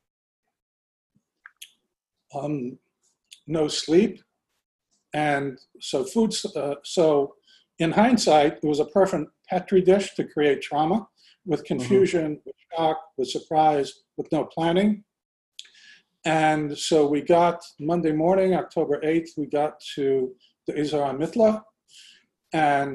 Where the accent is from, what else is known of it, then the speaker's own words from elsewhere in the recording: Canada; moved away as an adult; also born or lived in Kibbutz Kfar Daron, Israel / Israel; now in United States; We then moved back, and I grew up in Canada. In 1970, when I was 18, I moved to Israel